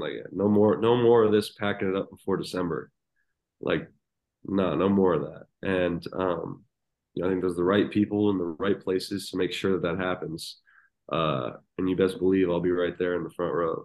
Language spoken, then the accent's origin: English; Nashville, Tennessee, United States; I grew up in Nashville